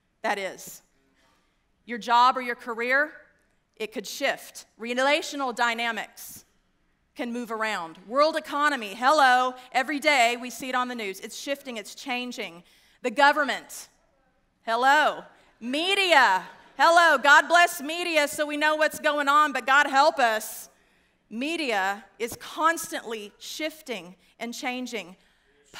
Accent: West Texas, United States; also born or lived in DeSoto, Texas; I grew up in West Texas, and you can take me out, but you can't take it out of me

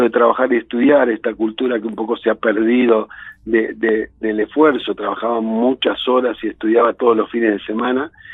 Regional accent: San Justo, Buenos Aires Province, Argentina; nací en San Justo, que es la capital del partido de La Matanza

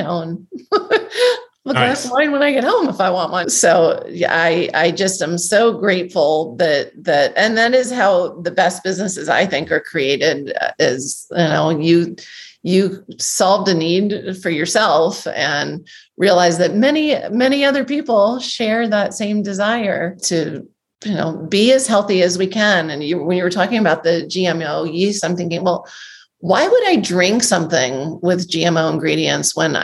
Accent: Northeast, United States; I grew up in the Northeast in the restaurant business

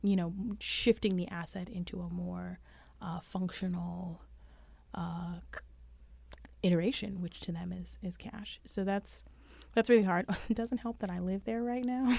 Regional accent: New York City, New York, United States; I'm from Brooklyn.

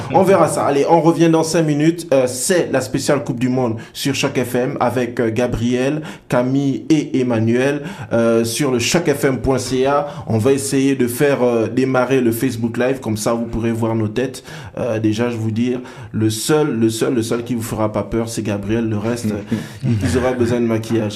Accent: Gabon; je suis Gabonais

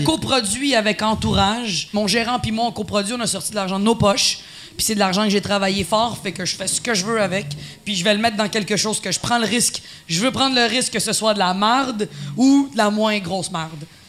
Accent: Quebec, Canada; first language Spanish; French is a second language; Je suis une québécoise pour les gens

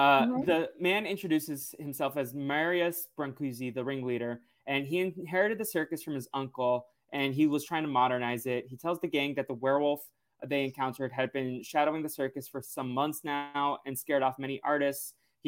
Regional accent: New England, United States; now in Los Angeles, United States; I grew up in New England

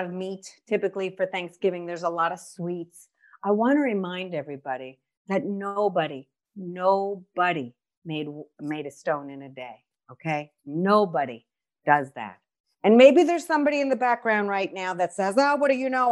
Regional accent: New York, United States; accent: New York; moved away; I'm originally from New York, so my accent jacks everything up as always

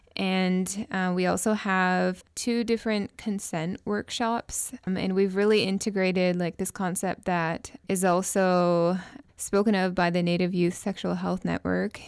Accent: Tsartlip, British Columbia, Canada; we started as a team of two youth from Sarlip, myself, I'm also from Sarlip

